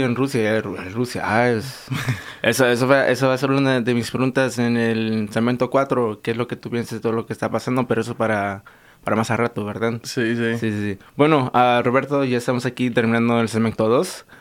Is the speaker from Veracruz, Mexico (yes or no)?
yes; Veracruz, Mexico; now in United States; yo nací en México, 100% jarocho